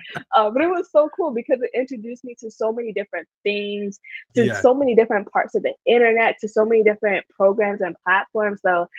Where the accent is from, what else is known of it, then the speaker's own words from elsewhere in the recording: Harrisburg, Pennsylvania, United States; I am from Harrisburg, Pennsylvania, which nobody knows about, so it's absolutely okay. It's like the smallest city ever